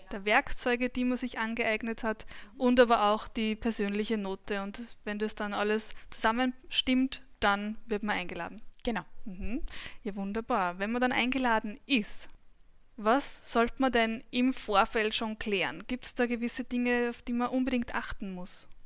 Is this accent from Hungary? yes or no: no; Albendorf, Upper Austria, Austria; Mein Alter ist 27. Ich bin geboren und aufgewachsen in in Albendorf im schönen Müllviertel.